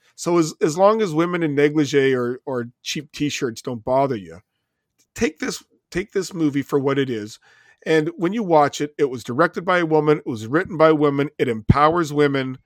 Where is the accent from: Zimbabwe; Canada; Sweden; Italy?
Canada; being a Canadian